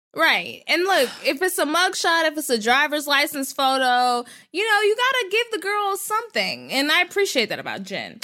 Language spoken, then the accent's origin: English; North Texas, United States; I was a kid, because I'm from Texas and North Texas, there were a lot of Mormons.